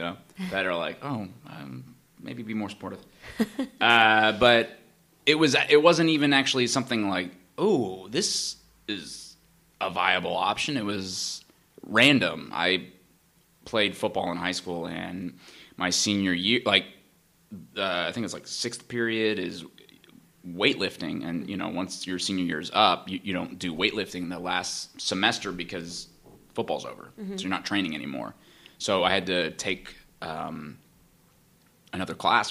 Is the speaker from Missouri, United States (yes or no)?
no; Danville, California, United States; moved away as an adult; now in Los Angeles, United States; I'm from Northern California, so okay. I'm in the East Bay. This was okay. In a small town Danville